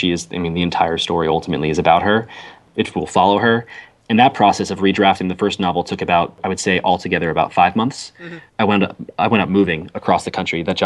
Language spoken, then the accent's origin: English; Jersey Shore, New Jersey, United States; So I grew up in New Jersey, on the Jersey Shore